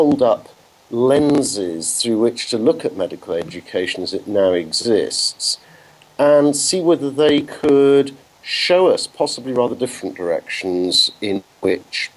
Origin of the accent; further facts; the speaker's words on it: England, United Kingdom; moved away as an adult; now in Netherlands; you can tell from my accent that that's not where I was born, and I'm English.